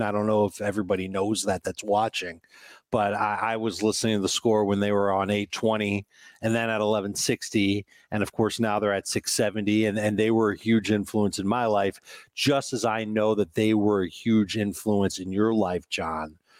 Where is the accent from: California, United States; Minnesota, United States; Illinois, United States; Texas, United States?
Illinois, United States; Chicago; I grew up in Chicago